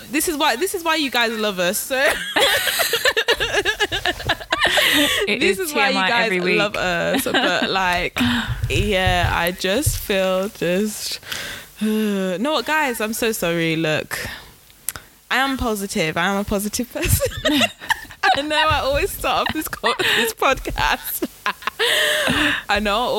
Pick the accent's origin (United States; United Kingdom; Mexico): United Kingdom; England; we're born in England